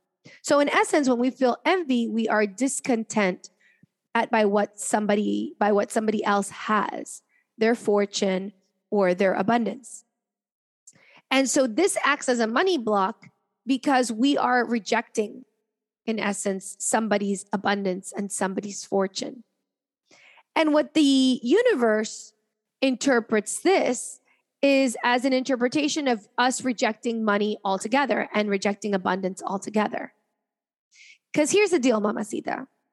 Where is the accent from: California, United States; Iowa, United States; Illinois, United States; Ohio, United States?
Ohio, United States; Cincinnati; also born or lived in Caracas, Venezuela / France; I was born in Caracas, Venezuela, and then I moved to Cincinnati for 4 years, and I moved to France. I moved back to Cincinnati.